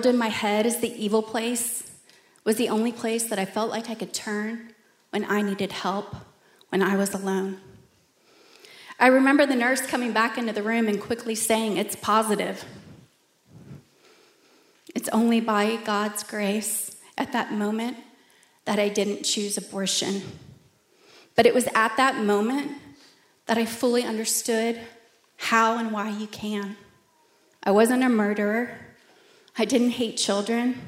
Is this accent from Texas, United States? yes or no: yes; Plano, Texas, United States; I grew up in Plano in a Christian home